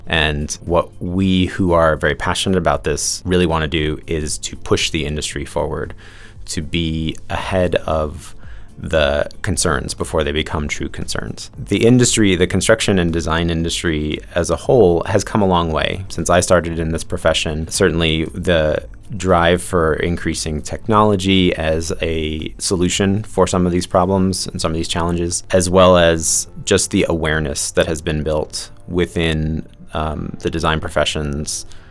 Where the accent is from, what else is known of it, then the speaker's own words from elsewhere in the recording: New York, United States; growing up in New York, just outside of New York City